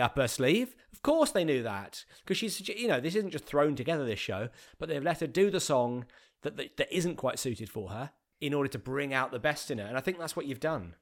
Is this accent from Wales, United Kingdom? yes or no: no; Bromley, London, United Kingdom; also born or lived in Streatham / Beckenham; I grew up in Bromley, so I've, I've, I've just moved to a different part of the same borough that I was born in.